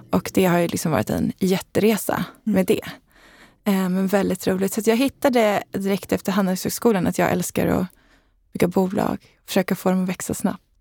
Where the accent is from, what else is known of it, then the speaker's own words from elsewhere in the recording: Leksand, Dalarna County, Sweden; Eh, ja, men jag är uppvuxen i Dalarna och i Leksand och älskar att vara på landet.